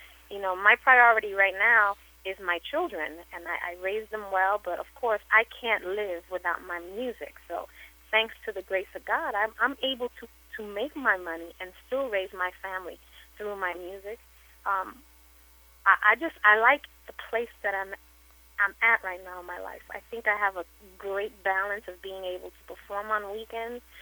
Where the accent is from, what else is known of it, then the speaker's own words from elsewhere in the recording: New York City, New York, United States; moved away as an adult; now in Long Island, United States; I was born and raised in Hell's Kitchen, and I love my Hell's Kitchen, my people there. But now I live in Long Island